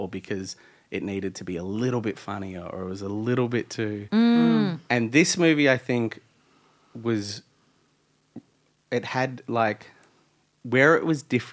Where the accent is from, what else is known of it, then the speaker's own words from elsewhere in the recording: Australia; we're Australian